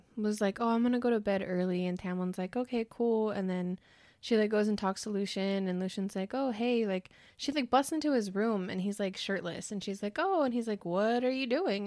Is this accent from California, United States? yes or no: yes; California, United States; we're both from California